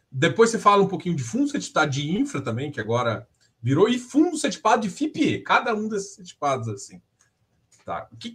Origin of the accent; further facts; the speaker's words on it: Goiás, Brazil; goiano gosta de pegar na mão quando fazer negócio então, assim, eu, eu sou goiano.